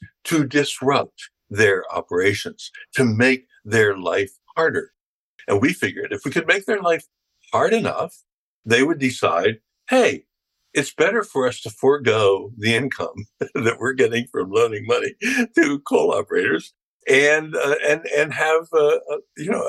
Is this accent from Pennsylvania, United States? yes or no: yes; Philadelphia, Pennsylvania, United States; I'm from Philadelphia